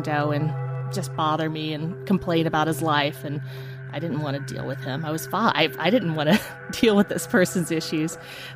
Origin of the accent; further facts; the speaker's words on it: northeast Tennessee, United States; also born or lived in Chicago; now in Atlanta, United States; I grew up in a small town in northeast Tennessee in the Appalachian Mountains